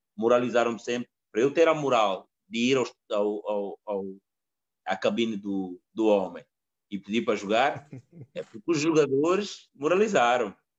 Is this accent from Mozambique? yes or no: yes; Mozambique; moved away; also born or lived in Coimbra, Portugal; eu saí da minha casa em Moçambique, nós nem televisão tínhamos